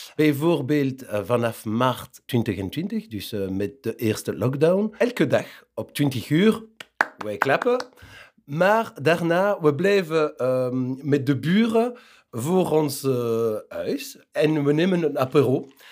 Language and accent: Dutch; Wezenbeek-Oppem, Flanders, Belgium; moved away as an adult; now in Kraainem, Belgium; ik kom van Wezenbeek, maar ik woon in Krijnem sinds 2004. Ik woonde in wezenbeek eh, sinds 1979